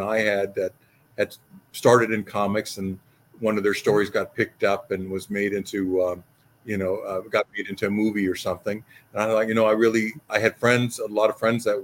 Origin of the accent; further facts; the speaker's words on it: Los Angeles, California, United States; also born or lived in Hollywood; I lived in Hollywood most of my life. I was born in Los Angeles, well, Whittier. So most of my life, I've grown up around the real show business, real Hollywood